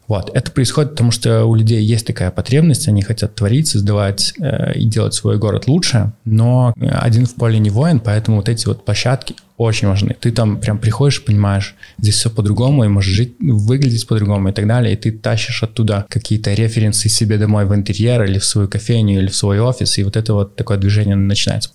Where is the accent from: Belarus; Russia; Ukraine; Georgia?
Belarus; also born or lived in Minsk; я как белорус, живущий, э, в Минске и собираюсь жить в Минске